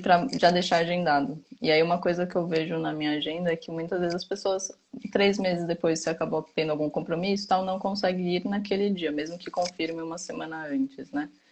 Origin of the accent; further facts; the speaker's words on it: São Paulo, Brazil; moved away as an adult; now in Campinas, Brazil; eu sou de São Paulo originalmente, aí fui fazer faculdade em Campinas e optei por ficar em, em Campinas